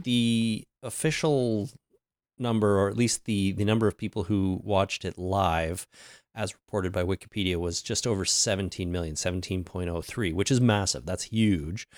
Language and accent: English; Canada; celebrate Canadian Thanksgiving because we're Canadian